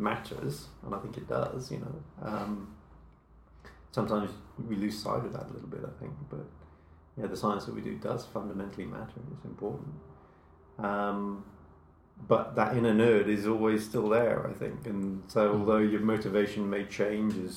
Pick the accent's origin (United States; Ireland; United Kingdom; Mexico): United Kingdom; Frampton Cotterell, South West England; moved away as an adult; also born or lived in Southampton / Norwich; I grew up in a little village... called Frampton Cottrell, which is in the West Country.